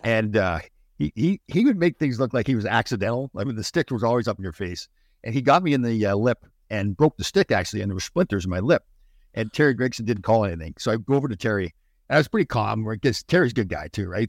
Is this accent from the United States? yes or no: no; Brampton, Ontario, Canada; I grew up in Brampton.